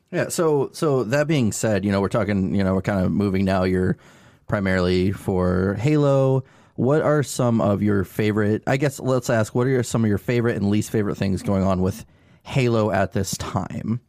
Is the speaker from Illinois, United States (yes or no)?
yes; Atlanta, Illinois, United States; we're from Atlanta, Illinois, we called it A T L Hellraisers.